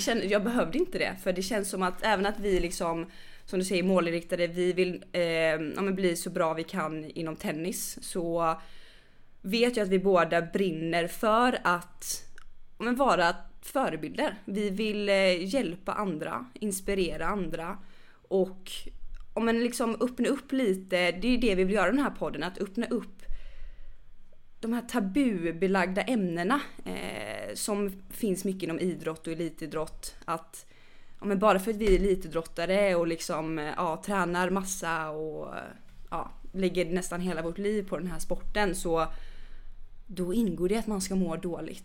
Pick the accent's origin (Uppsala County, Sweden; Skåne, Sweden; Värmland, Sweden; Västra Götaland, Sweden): Västra Götaland, Sweden; Gothenburg; moved away; är jag inte från Stockholm, jag är från Göteborg